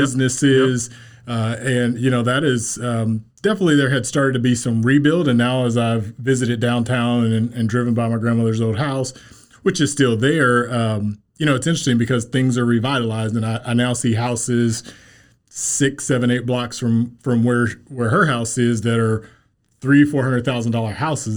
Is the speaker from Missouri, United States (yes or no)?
yes; Kansas City, Missouri, United States; Kansas City native. I grew up here in Kansas City.